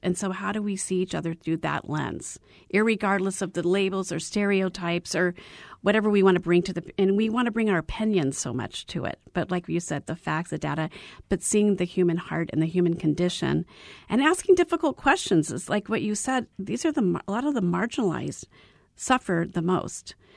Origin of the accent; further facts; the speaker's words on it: Arizona, United States; I was born and raised in Arizona